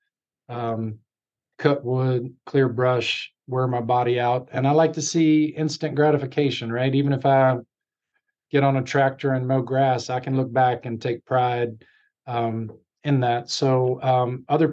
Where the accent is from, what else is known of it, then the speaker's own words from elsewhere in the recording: Virginia, United States; I'm from Virginia